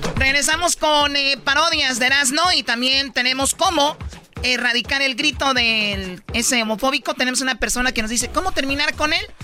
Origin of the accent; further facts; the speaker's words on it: Tepatitlán, Jalisco, Mexico; soy de Tepatitlán, ahí no escuchamos música grupera